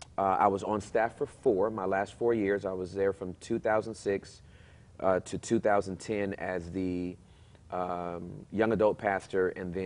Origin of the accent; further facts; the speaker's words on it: Southern California, United States; moved away; I'm from Southern California, so I'm used to being around everybody.